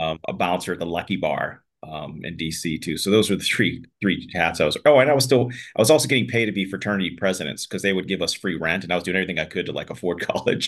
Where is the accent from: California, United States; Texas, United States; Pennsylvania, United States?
Pennsylvania, United States; Pittsburgh; moved away as an adult; also born or lived in Washington, D.C. / Malibu; I grew up in Pittsburgh